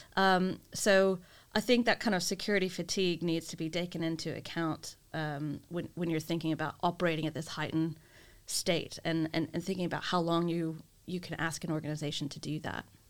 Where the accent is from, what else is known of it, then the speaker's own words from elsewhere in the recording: United States; being the American that I am